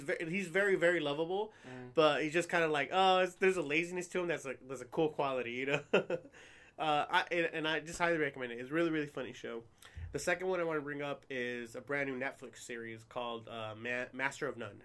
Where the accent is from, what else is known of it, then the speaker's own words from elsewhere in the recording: New Jersey, United States; I'm from New Jersey.